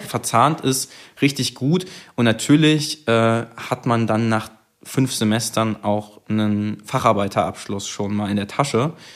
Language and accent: German; Leipzig, Saxony, Germany; moved away as an adult; now in Zittau, Germany; ich komme ja ursprünglich aus Leipzig